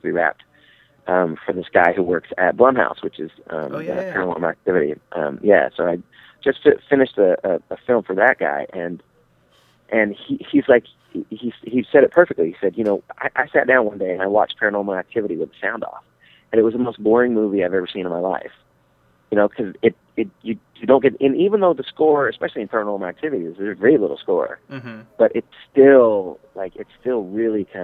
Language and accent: English; Texas, United States; moved away; I'm originally from Texas